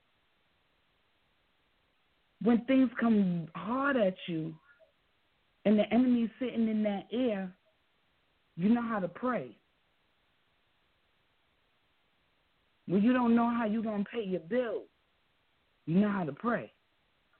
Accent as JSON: {"language": "English", "town": "New York City", "region": "New York", "country": "United States", "said": "we're from New York City"}